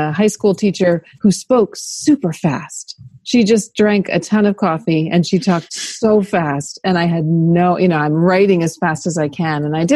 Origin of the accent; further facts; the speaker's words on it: near Charlottesville, central Virginia, United States; I am from the middle of Virginia, so near Charlottesville, Virginia, but much smaller town